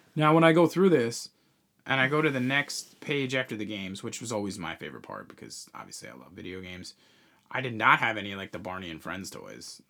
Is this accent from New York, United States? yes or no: yes; Long Island, New York, United States; we grew up on Long Island